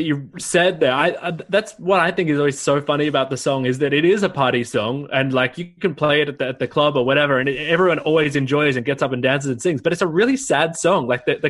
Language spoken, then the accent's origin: English; Australia; as an Australian, someone outside of the US